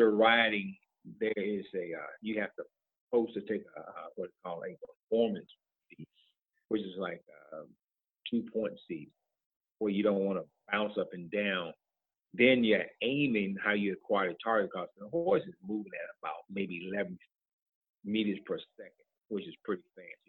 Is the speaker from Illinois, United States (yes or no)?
no; Tuskegee, Alabama, United States; moved away as an adult; also born or lived in West Point, New York; now in Atlanta, United States; I'm originally from Tuskegee, Alabama, where I was born and raised